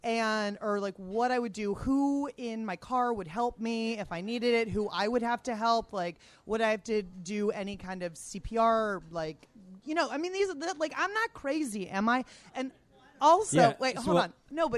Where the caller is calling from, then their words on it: Washington, District of Columbia, United States; I was just going to say … from Truxton Circle in D.C., Ward 5.